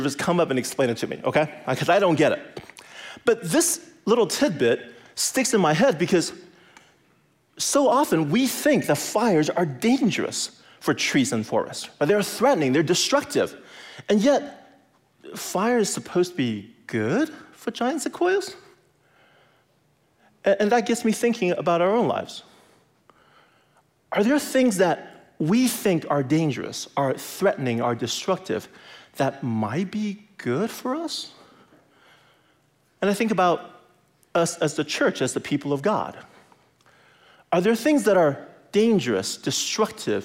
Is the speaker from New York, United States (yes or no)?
no; California, United States; moved away; I grew up in California